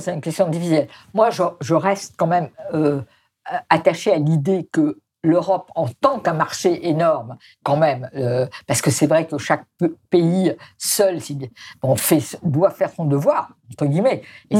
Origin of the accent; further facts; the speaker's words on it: France; chez nous en France